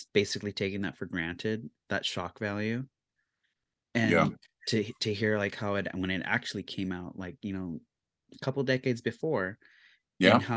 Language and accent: English; California, United States; growing up as a Californian